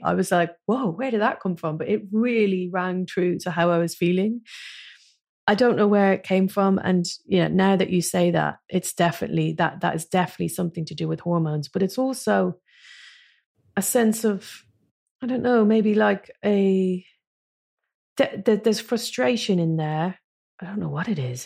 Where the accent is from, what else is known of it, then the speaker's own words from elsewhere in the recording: Ireland; moved away as an adult; now in London, United Kingdom; never being Irish enough to live in Ireland again, because I've lived, I've lived in London for twenty-five years